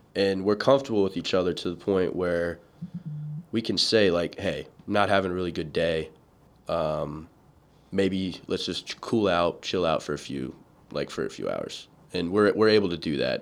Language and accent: English; Atlanta, Georgia, United States; growing up in Georgia, Atlanta specifically